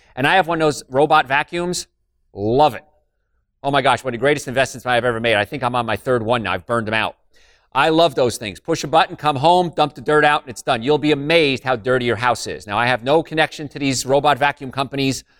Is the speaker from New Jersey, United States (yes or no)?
yes; Hoboken, New Jersey, United States; I'm from Hoboken